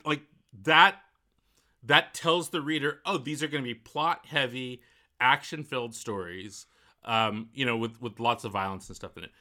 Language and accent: English; Walnut Creek, California, United States; Where I grew up in Walnut Creek, there's a whole neighborhood of Eichler homes.